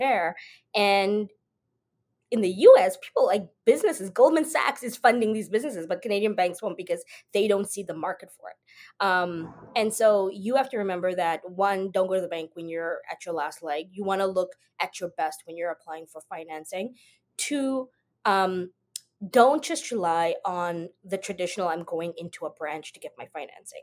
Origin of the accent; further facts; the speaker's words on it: South Africa; moved away as an adult; I am originally from South Africa. Um, I was born there, grew up there.